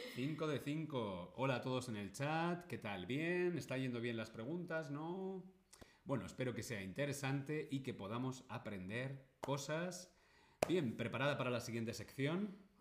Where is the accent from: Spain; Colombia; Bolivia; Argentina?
Spain; yo soy de España.